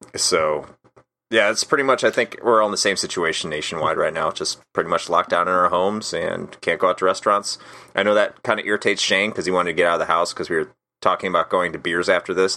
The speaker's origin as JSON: {"language": "English", "town": "Wheaton", "region": "Illinois", "country": "United States", "tie": "born or raised there", "moved": "as an adult", "lives_now": "Florida, United States", "said": "I grew up outside of Chicago, uh, originally. I grew up in a city called Wheaton"}